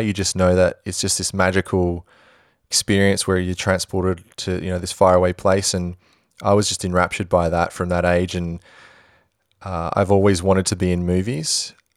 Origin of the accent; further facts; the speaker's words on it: Perth, Western Australia, Australia; I'm from Perth